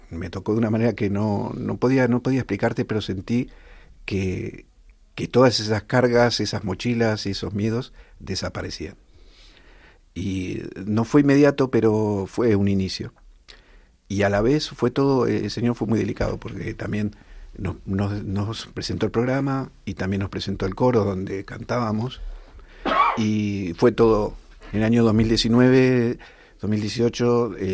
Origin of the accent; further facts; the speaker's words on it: Rivas-Vaciamadrid, Community of Madrid, Spain; en el coro del de Rivas, nosotros somos de Rivas hacia Madrid